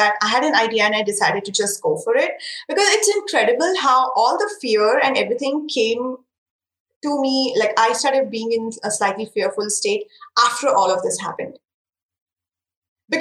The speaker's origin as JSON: {"language": "English", "country": "India", "tie": "born or raised there", "second_language": "English", "said": "Indian handmade paper that is made very close to my hometown"}